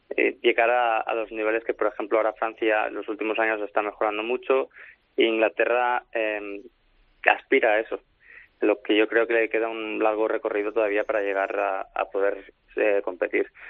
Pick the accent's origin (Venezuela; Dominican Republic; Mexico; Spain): Spain; Barcelona, Catalonia; moved away as an adult; now in Manchester, United Kingdom; yo, soy de Barcelona